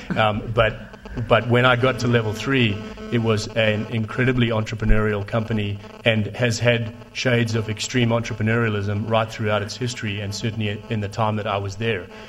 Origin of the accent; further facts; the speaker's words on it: South Africa; moved away; I speak Afrikaans and Zulu too, because I grew up in South Africa